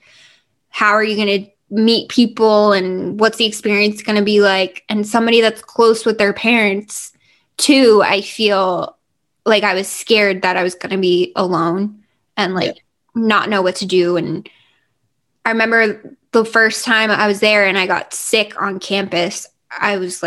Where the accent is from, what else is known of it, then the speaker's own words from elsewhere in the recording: New Jersey, United States; also born or lived in Virginia; growing up in New Jersey